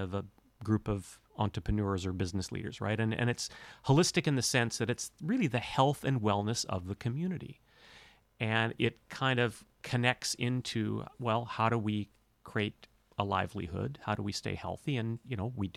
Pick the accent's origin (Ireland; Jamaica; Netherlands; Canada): Canada; North Vancouver, British Columbia; moved away as an adult; also born or lived in Banff, Alberta; now in Cortes Island, Canada; I was raised in North Vancouver in the hills there, Lynn Canyon, North Vancouver